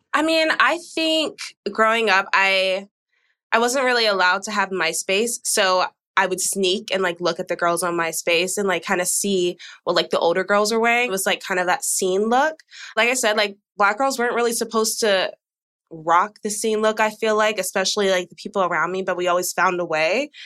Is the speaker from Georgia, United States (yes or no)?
yes; Georgia, United States; now in Texas, United States; I'm from Georgia. I've lived in Texas for 10 years though